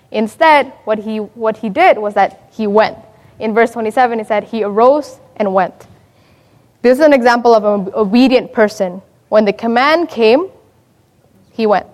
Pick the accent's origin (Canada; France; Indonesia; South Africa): Indonesia; moved away; I'm from Indonesia, and so if you speak to any Indonesian my age, we experience a revolution in about 97, 98